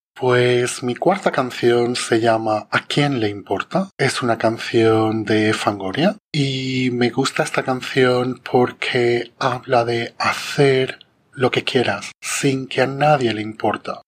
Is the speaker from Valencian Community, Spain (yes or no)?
yes; Jávea, Valencian Community, Spain; en Javea en mi pueblo